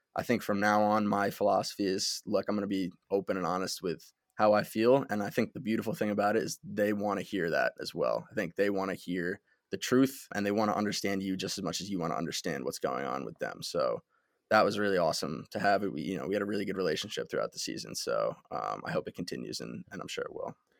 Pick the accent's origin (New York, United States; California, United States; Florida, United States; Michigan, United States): New York, United States; Westchester; I was born in Westchester, New York. I, uh, went to Byram Hills High School.